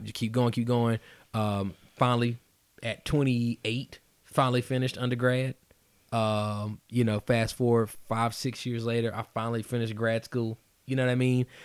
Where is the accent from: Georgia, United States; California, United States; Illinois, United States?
Georgia, United States; Atlanta; also born or lived in Woodstock, Georgia; I'm originally from Atlanta, but again, I, I finished high school out there